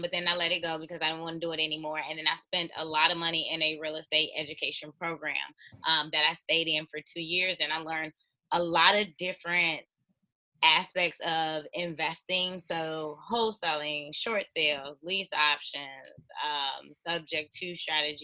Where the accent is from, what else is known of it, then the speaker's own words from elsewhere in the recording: Chicago, Illinois, United States; I'm from Chicago, the south side of Chicago, born and raised